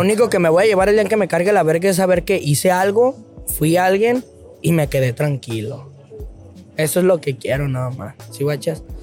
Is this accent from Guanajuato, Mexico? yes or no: yes; León, Guanajuato, Mexico; moved away as an adult; now in Tijuana, Mexico; de donde yo vengo, de León, Guanajuato